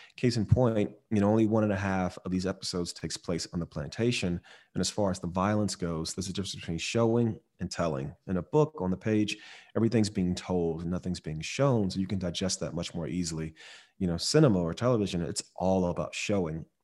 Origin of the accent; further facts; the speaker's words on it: Miami, Florida, United States; I grew up in Miami